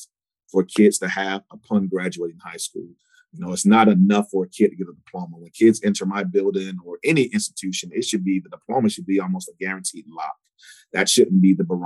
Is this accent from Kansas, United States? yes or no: no; Columbia, South Carolina, United States; also born or lived in Charlotte, North Carolina / Cedar Rapids, Iowa; I grew up here in Columbia, South Carolina.